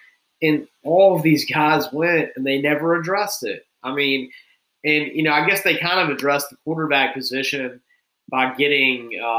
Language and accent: English; Mobile, Alabama, United States; I'm from Mobile